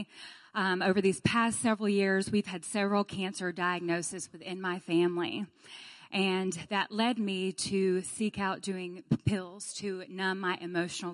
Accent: Birmingham, Alabama, United States; I am from Birmingham, Alabama as well

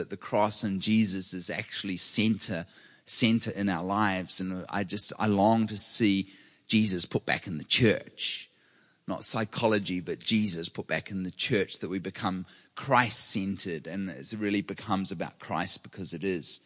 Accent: New Zealand; now in California, United States; I grew up with earthquakes regularly. I'm from New Zealand

